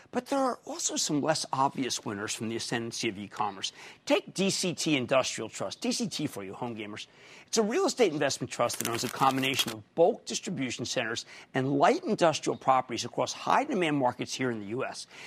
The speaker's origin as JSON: {"language": "English", "town": "Philadelphia", "region": "Pennsylvania", "country": "United States", "said": "I'm from Philadelphia, from Philadelphia, New York"}